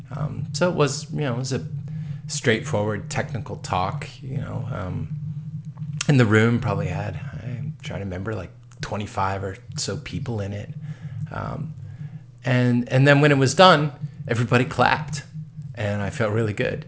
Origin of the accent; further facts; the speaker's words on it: East Coast, United States; we're from the East Coast